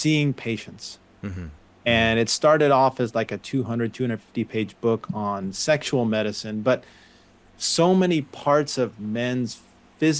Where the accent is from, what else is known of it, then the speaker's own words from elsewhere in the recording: suburbs of New York, United States; moved away as an adult; I grew up in New York, the suburbs of New York.